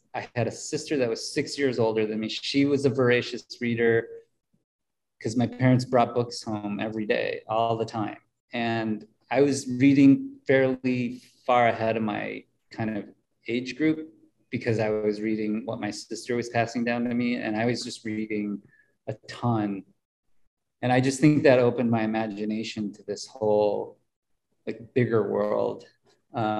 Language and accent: English; Mankato, Minnesota, United States; I grew up in Mankato, Minnesota, population, I think it was 30,000 people